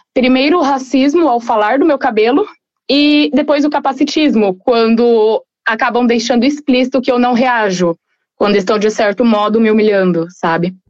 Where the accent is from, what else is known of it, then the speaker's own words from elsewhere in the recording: Guarulhos, São Paulo, Brazil; moved away as an adult; now in Frederico Westphalen, Brazil; sou de Guarulhos, São Paulo. Atualmente eu moro no Rio Grande do Sul, em Frederico, justamente devido à faculdade.